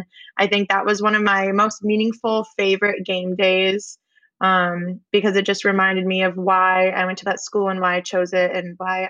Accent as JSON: {"language": "English", "region": "New England", "country": "United States", "said": "Obviously, I'm from New England, so I was like, I don't really know what's happening here."}